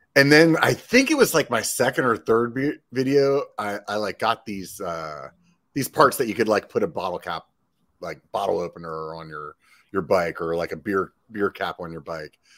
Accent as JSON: {"language": "English", "region": "Pennsylvania", "country": "United States", "moved": "yes", "lives_now": "Sacramento, United States", "said": "I'm from Pennsylvania originally"}